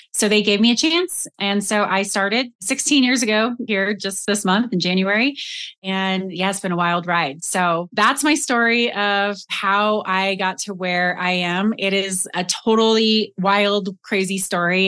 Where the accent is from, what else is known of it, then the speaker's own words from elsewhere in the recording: Colorado, United States; moved away as an adult; also born or lived in Austin, Texas; I grew up in Colorado.